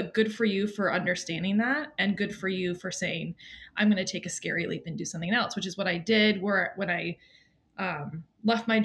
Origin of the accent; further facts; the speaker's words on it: Maine, United States; I'm from Maine, which is beautiful this time of year